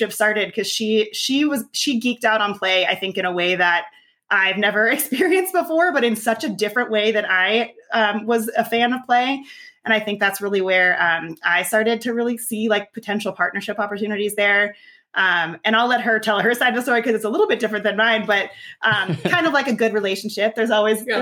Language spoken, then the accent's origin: English; Arizona, United States; also born or lived in Colorado / Los Angeles; now in Denver, United States; I grew up in Arizona and then moved.